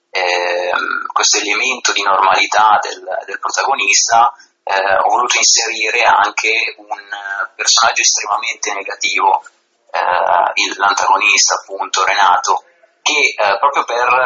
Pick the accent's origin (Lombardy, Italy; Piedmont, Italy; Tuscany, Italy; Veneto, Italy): Lombardy, Italy; Milan hinterland; moved away; Io sono dell'Interland, ma attualmente mi sono trasferito, quindi sono ben lontano dalla mia cara città.